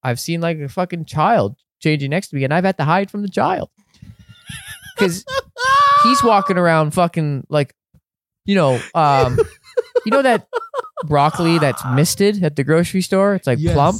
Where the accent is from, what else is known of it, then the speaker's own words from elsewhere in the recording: Canada; just Canadian and a bit English, a bit French, a bit Italian